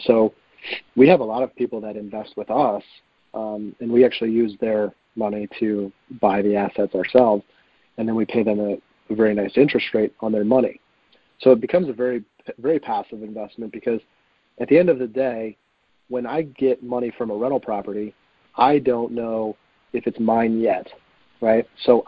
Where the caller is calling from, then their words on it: Cleveland, Ohio, United States; I'm in Cleveland.